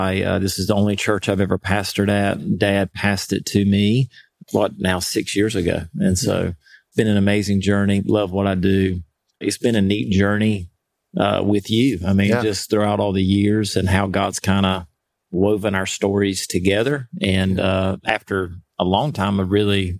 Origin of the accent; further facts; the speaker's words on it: Winterville, North Carolina, United States; I'm from Winterville, North Carolina. I've been here my entire life.